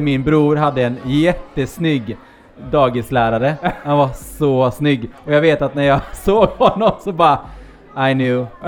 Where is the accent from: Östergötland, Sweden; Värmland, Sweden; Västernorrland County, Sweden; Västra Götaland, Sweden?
Västra Götaland, Sweden; Gothenburg; also born or lived in Norway; now in Gothenburg, Sweden; jag är då från eh, Norge i grund och botten. Flyttade hit när jag var nio